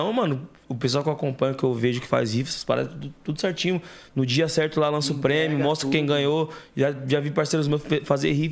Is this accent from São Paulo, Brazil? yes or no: yes; Santo André, São Paulo, Brazil; Eu sou de Santo André